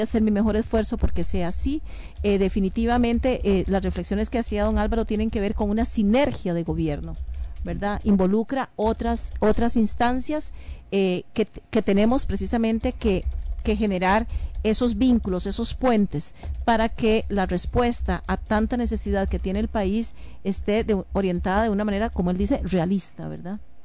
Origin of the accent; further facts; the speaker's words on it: Costa Rica; a mí personalmente como ciudadana costarricense